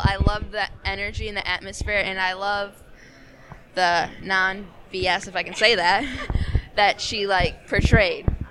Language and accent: English; Chicago, Illinois, United States; accent: Chicago; We're both from Chicago